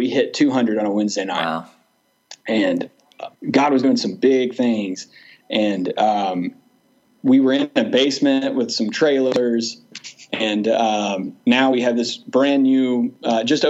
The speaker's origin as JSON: {"language": "English", "town": "Douglasville", "region": "Georgia", "country": "United States", "tie": "born or raised there", "lives_now": "Villa Rica, United States", "said": "I grew up in Douglasville, which is right next to Villarrica."}